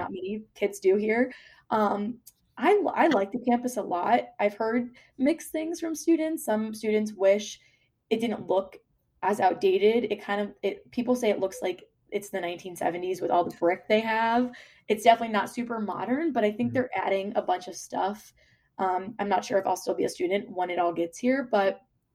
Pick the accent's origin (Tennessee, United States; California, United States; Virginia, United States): Virginia, United States; moved away as an adult; now in Buffalo, United States; so I'm from Virginia and if we got 1 inch of snow, we would be off for like 2 days.